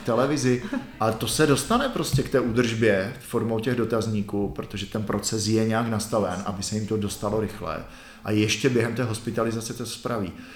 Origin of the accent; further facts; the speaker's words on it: Czechia; My jsme si jako my Češi na to zvykli.